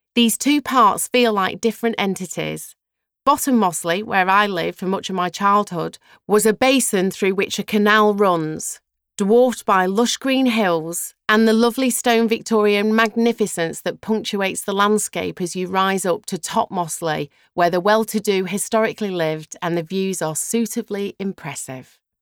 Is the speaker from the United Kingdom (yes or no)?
yes; Mossley, North West England, United Kingdom; moved away; also born or lived in London / Los Angeles; I still love my hometown, and I've learned to appreciate it entirely as an adult and certainly as a mother. Being brought up there was a blessing